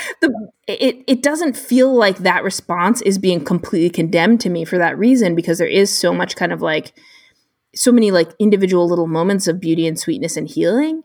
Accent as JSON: {"language": "English", "country": "United States", "said": "as an American reader"}